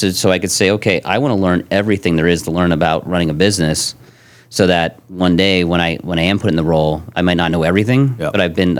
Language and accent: English; Bethlehem, Pennsylvania, United States; I grew up in Bethlehem, Pennsylvania. It's a steel town in the eastern part of PA.